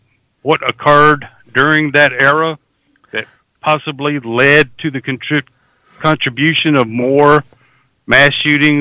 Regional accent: South Alabama, United States; I grew up in South Alabama

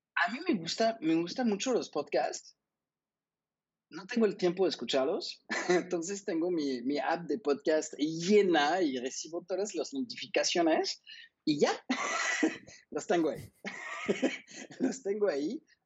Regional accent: France; now in Mexico; siendo francés

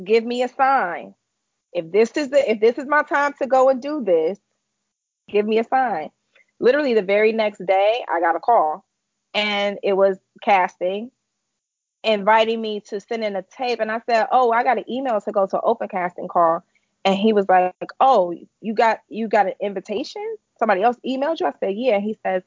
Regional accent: Chicago, Illinois, United States; moved away as an adult; now in Connecticut, United States; I'm originally from Chicago, born and raised

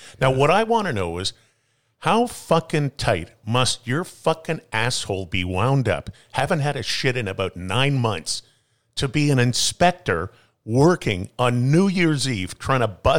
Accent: Toronto, Ontario, Canada; now in Vancouver, Canada; No, Toronto's fucked. And that's my hometown.

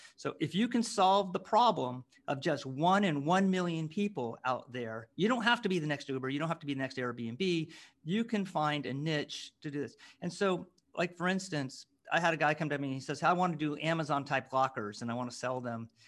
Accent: near San Francisco, California, United States; we grew up near San Francisco

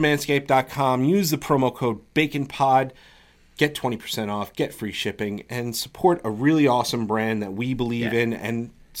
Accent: New York, United States; we're from New York

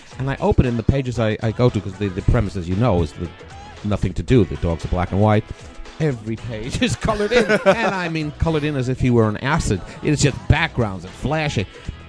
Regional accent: New York City, New York, United States; moved away as an adult; now in Australia; New York City, Manhattan.

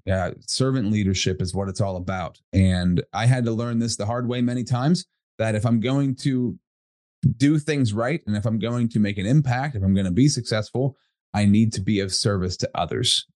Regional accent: Altoona, Pennsylvania, United States; I'm from Altoona, Pennsylvania, central PA

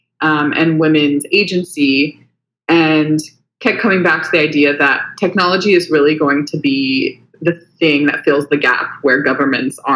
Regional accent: Huntington Beach, California, United States; accent: American; moved away as an adult; now in Sydney, Australia; I'm originally from California, Huntington Beach. But I came out here in 2015 to do a master's at the University of Sydney

